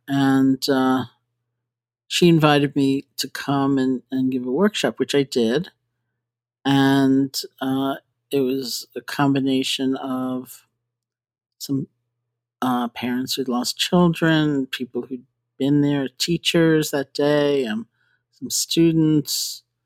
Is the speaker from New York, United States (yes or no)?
yes; New York, United States; I grew up in New York.